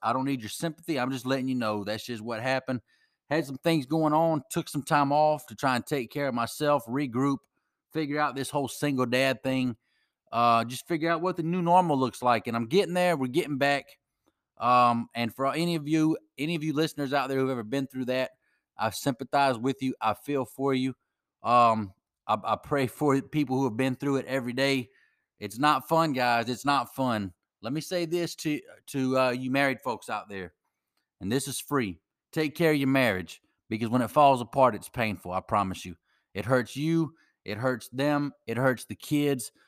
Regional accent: United States; as an American who loves my country that much

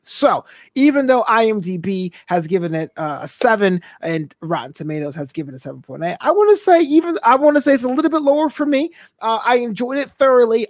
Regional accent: United States; I know I'm an American.

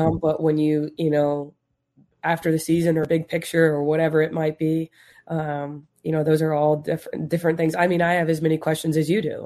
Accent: Las Vegas, Nevada, United States; we're from Vegas

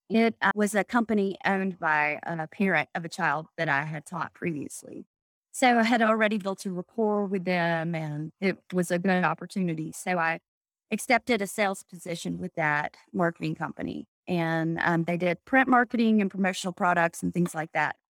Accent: Anniston, Alabama, United States; moved away as an adult; also born or lived in Jacksonville, Alabama; now in Birmingham, United States; I'm from Anniston, Alabama, which is in between Birmingham and Atlanta

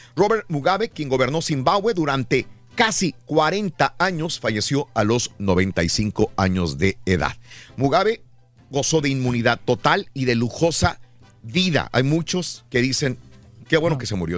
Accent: Mexico; moved away; cuando yo crecí en México

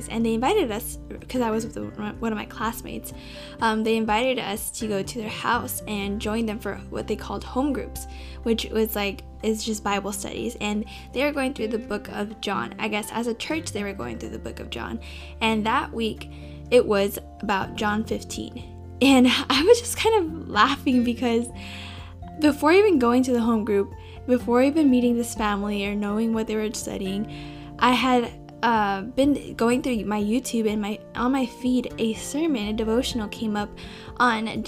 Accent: California, United States; I'm from California

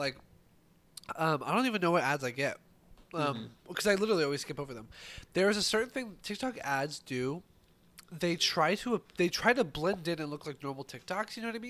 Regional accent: United States; Yeah. I am American.

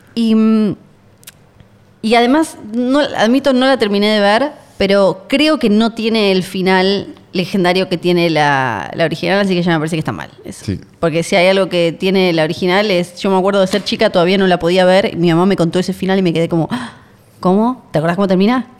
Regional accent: Argentina; somos Argentina

